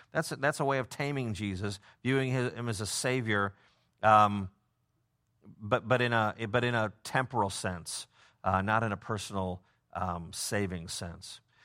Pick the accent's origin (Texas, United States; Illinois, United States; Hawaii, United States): Illinois, United States; Prospect Heights; I'm from Prospect Heights," but I say I'm from Chicago 'cause it's a twenty-seven minute drive to, to downtown